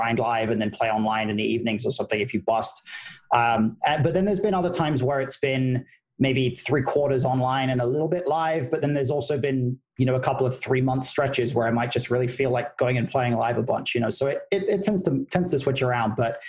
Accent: United Kingdom; now in United States; I am. Yeah, that is true. Yeah, my accent is washing out a little bit.

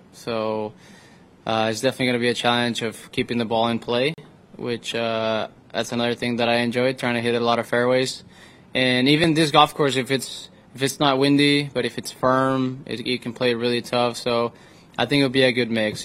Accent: Reynosa, Tamaulipas, Mexico; moved away as an adult; now in San Antonio, United States; I'm four hours away to where I grew up in Reynosa, Mexico.

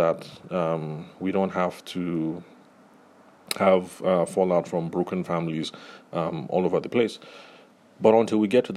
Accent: Nigeria; growing up in the Nigerian professional space

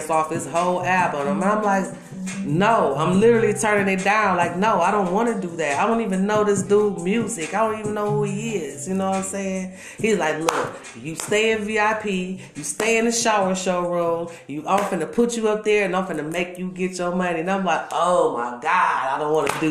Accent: Milwaukee, Wisconsin, United States; I'm born and raised here in Milwaukee, Wisconsin, baby. Yeah, Milltown.

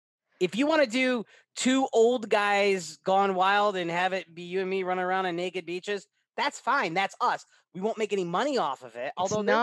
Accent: Clifton Park, New York, United States; my hometown, Clifton Park, New York.

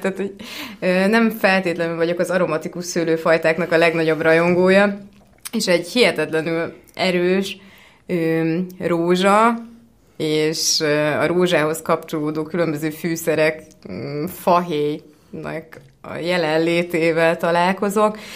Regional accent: Hungary; also born or lived in California, United States; Kaliforniában születtem, az első pár évet ott töltöttem, de alapvetően, ö, európaiként szocializálódtam hat éves korom óta élek Magyarországon.

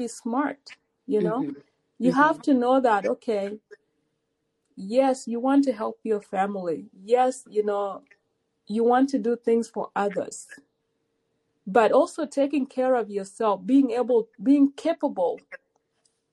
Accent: South Sudan; now in United States; I'm a South Sudanese

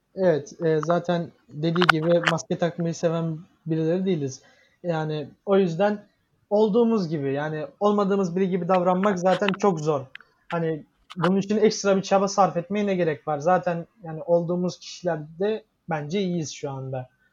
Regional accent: Giresun, Turkey; now in Istanbul, Turkey; Giresun'a gittim e, memleketime.

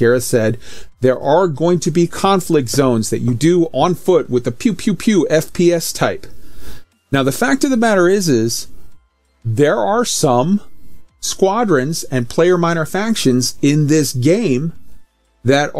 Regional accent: United States; as an American

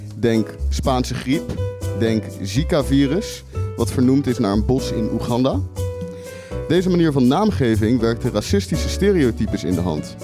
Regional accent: Rotterdam, South Holland, Netherlands; Ik ben gewoon Rotterdammer

